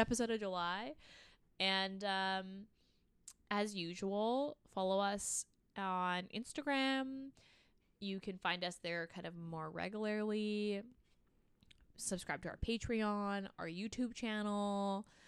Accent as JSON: {"language": "English", "country": "Canada", "said": "We're Canadian"}